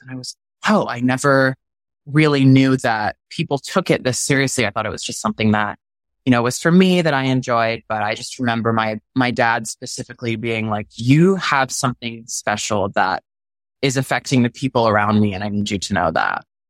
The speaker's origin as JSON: {"language": "English", "region": "Texas", "country": "United States", "tie": "born or raised there", "moved": "yes", "said": "growing up in Texas as a gay male"}